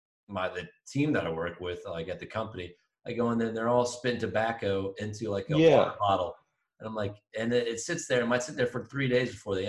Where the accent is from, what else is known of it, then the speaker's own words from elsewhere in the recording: Northeast, United States; moved away; growing up in the Northeast